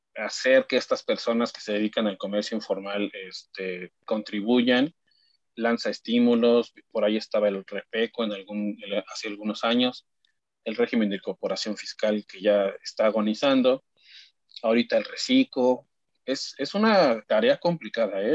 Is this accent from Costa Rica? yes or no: no; Mexico; como mexicanos